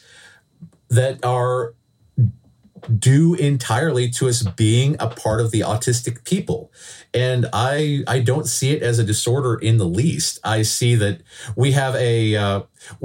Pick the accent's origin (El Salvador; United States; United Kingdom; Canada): Canada; We are proud to be Canadian. This is the land of our heritage